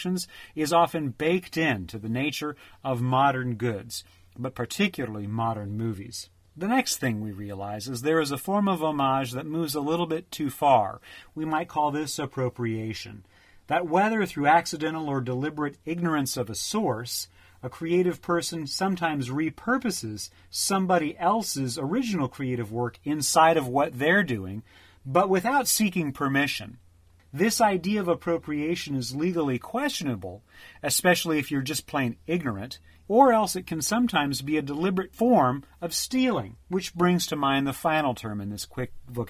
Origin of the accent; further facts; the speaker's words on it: United States; I am an American by birth